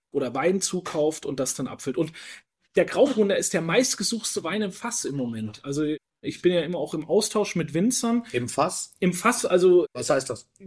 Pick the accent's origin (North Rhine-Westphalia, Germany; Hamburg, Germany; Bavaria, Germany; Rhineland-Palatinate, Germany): Bavaria, Germany; Pinot, ich komme auch aus Bayern, also aus Franken, um genau ah